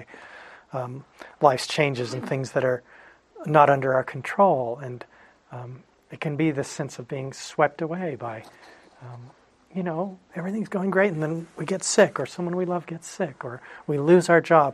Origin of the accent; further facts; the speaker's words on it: Phoenix, Arizona, United States; When I was a kid, I grew up in Phoenix